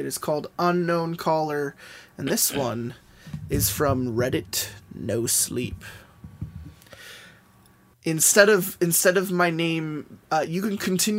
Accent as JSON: {"language": "English", "region": "Southern United States", "country": "United States", "said": "I'm from the South, and technology doesn't really get around like it does out here on the West Coast."}